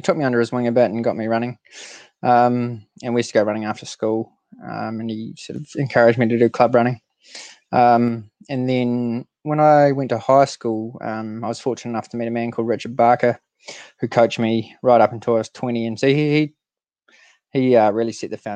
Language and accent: English; New Zealand; as most Kiwi kids did